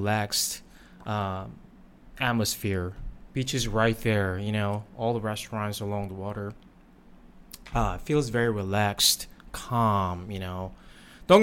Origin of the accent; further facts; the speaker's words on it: South Korea; now in Thailand; I grew up in Korea